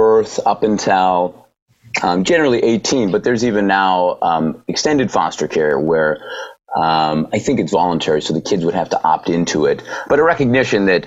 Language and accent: English; North Dakota, United States; moved away; I was born and reared in North Dakota.